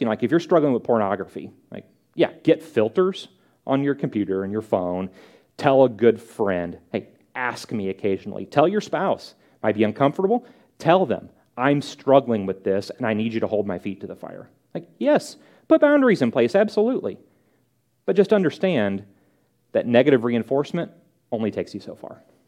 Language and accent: English; St. Louis, Missouri, United States; moved away; I'm from St. Louis.